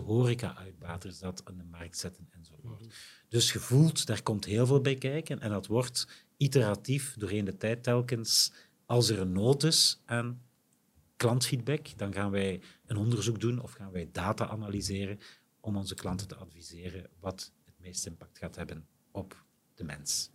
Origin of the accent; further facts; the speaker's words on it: Limburg, Flanders, Belgium; wij als Limburgers